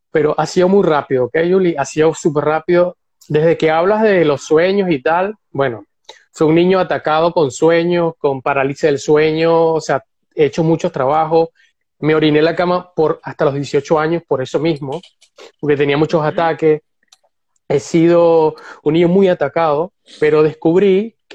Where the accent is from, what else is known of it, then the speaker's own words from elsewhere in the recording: Venezuela; now in Barcelona, Spain; Yo vivo en Barcelona, soy venezolano, imagínate, era artista y terminé aquí trabajando con una inmobiliaria.